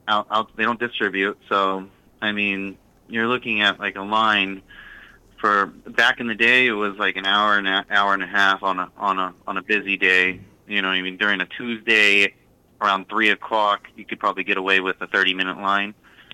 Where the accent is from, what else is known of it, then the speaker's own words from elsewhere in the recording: California, United States; moved away as an adult; now in Massachusetts, United States; So I come from California, and I couldn't afford the housing market, so I moved to Massachusetts